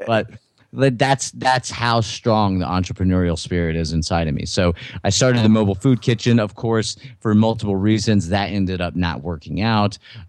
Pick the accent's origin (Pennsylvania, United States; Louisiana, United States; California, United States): Louisiana, United States; And I'm from Southern Louisiana. You can't tell from my accent, but, you know, so family and dinner, supper is really, really important.